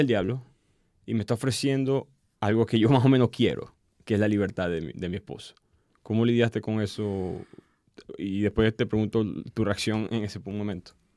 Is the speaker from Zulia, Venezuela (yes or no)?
yes; Maracaibo, Zulia, Venezuela; soy de Maracaibo